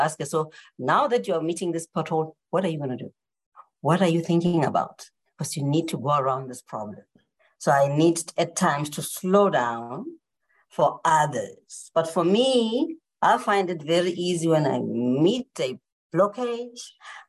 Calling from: South Africa; I'm calling in from South Africa, so it's nighttime.

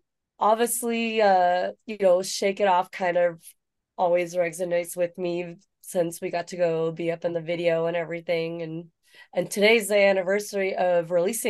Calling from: San Diego, California, United States; I'm in San Diego.

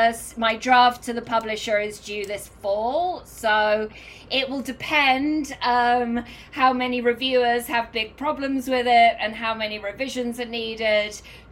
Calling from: New York City, New York, United States; I live in New York. I'm calling in from New York this morning.

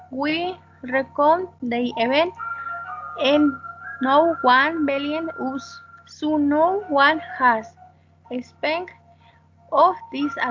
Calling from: Mexico City, Mexico; I am calling from Mexico City.

